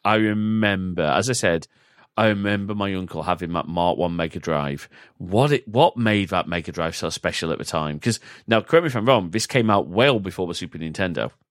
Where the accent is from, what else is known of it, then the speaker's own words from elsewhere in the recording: United Kingdom; we are both British